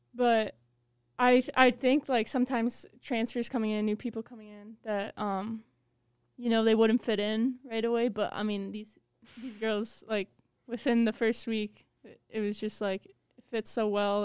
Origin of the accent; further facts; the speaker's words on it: Chicago, Illinois, United States; I'm from Chicago, Illinois